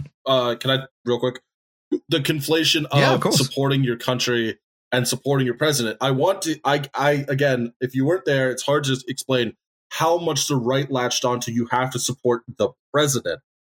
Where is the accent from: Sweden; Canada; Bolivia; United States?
United States; York, Pennsylvania; I grew up in this relatively small city, York, Pennsylvania, shout out the 717